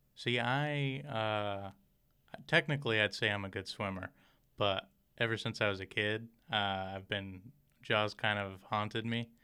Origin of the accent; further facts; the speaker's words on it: Michigan, United States; moved away as an adult; now in Rockford, United States; I'm originally from Michigan